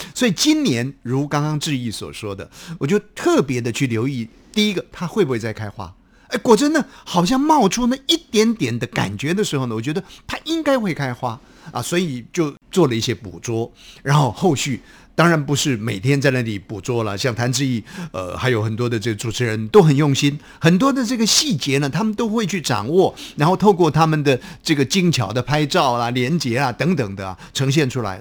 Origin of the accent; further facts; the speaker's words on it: Taiwan; 我们台湾话讲说幼气也啊，非常的幼齿啊。